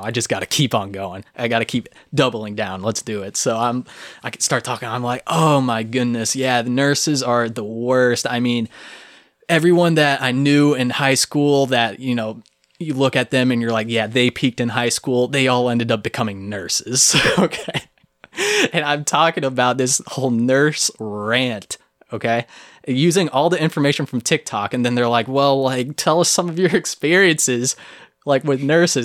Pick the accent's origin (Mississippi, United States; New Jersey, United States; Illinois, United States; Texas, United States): Texas, United States; moved away; I was from Texas